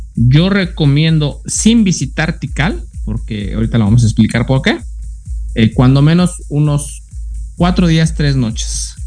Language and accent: Spanish; Mexico; nosotros como mexicanos